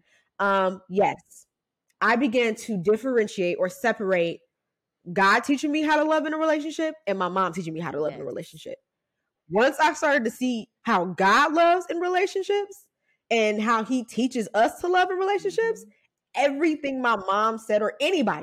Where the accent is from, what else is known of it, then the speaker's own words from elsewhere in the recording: Ohio, United States; moved away as an adult; now in California, United States; I'm from Ohio. So I moved across the country